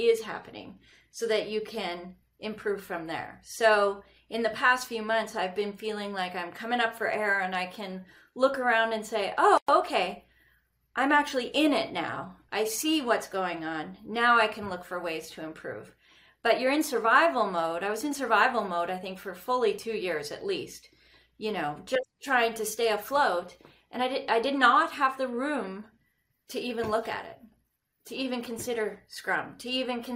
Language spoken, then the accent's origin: English; Canada; accent: northern; moved away as an adult; also born or lived in Red Deer, Alberta; now in Scottsdale, United States; growing up in Canada